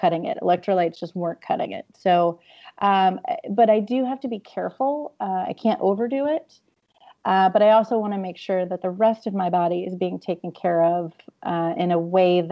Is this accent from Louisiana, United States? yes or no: yes; Louisiana, United States; I'm also from Louisiana